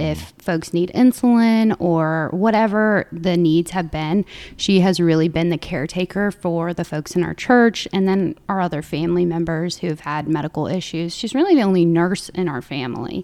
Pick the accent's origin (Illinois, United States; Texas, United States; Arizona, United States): Illinois, United States; Southern; moved away as an adult; I grew up in Southern Illinois, so a very small town of about three thousand folks